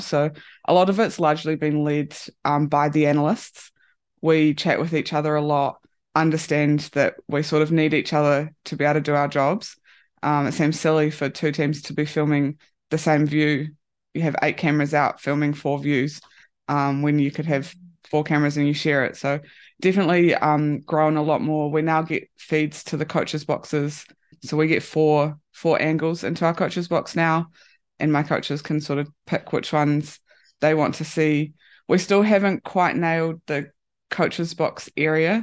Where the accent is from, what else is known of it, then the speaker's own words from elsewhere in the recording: New Zealand; moved away as an adult; now in Japan; at home in New Zealand